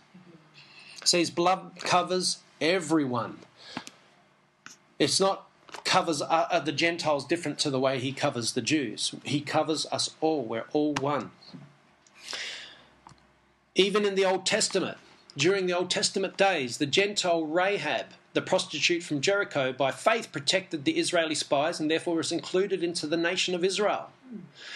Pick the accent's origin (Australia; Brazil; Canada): Australia; I'm an English Jew, born in Australia, so I'm an Aussie Jew.